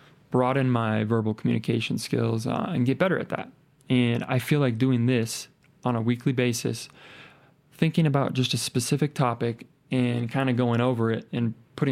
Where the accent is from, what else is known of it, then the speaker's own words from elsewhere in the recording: Lincoln, Nebraska, United States; moved away as an adult; now in Colorado, United States; Lincoln, Nebraska, where my hometown, born and raised. I moved out here to Colorado